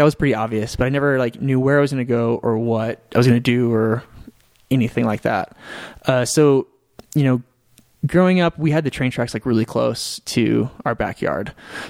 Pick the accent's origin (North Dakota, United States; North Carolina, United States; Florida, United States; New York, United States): North Dakota, United States; Fargo; moved away as an adult; also born or lived in Kansas City, Missouri; I moved away from Fargo for a girl